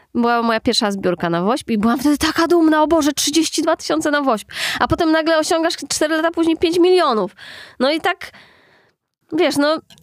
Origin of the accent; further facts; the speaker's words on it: Warsaw, Masovian Voivodeship, Poland; also born or lived in Austria; w podstawówce u nas w Aninie